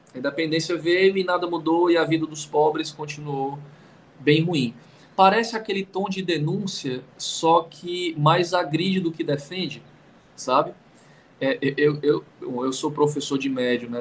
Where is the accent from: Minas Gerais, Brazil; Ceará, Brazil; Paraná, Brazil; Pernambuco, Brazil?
Ceará, Brazil; Fortaleza; moved away; Eu sou de Fortaleza, é, no Ceará, e, e, e é uma cidade muito indígena